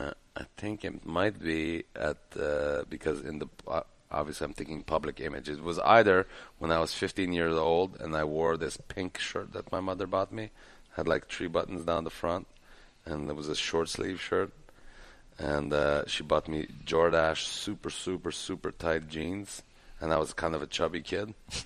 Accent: Montreal, Quebec, Canada; I went to high school in NDG. I went to Loyola High School.

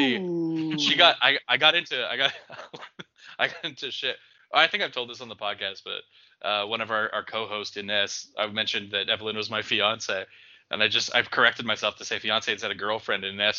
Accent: Idaho, United States; well, I grew up in South Idaho. And we always mash with a fork.

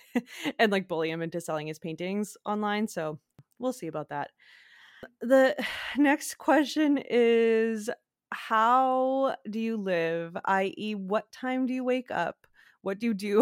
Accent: Quebec, Canada; I'm from Quebec, like I'm from French Canada

